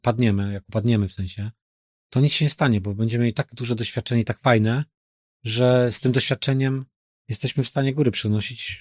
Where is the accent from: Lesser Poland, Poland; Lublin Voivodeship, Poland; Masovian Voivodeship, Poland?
Masovian Voivodeship, Poland; now in Poznań, Poland; Sam pochodzę z zaboru rosyjskiego